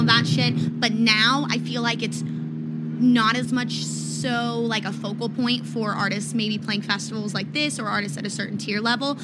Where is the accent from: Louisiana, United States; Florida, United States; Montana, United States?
Florida, United States; Tampa; I'm from Tampa as well